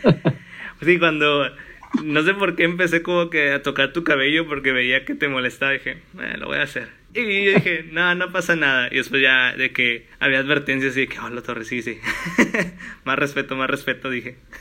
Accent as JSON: {"language": "Spanish", "town": "Matamoros", "region": "Tamaulipas", "country": "Mexico", "tie": "born or raised there", "also_born_or_lived": "Monterrey", "moved": "yes", "said": "yo pues soy de Matamoros"}